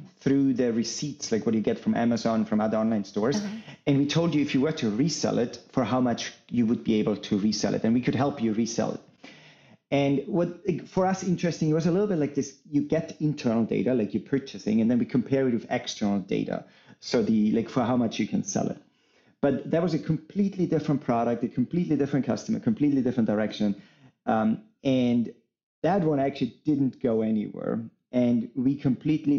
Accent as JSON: {"language": "English", "region": "Salzburg", "country": "Austria", "moved": "as an adult", "lives_now": "United States", "said": "I'm originally from Austria, in Salzburg"}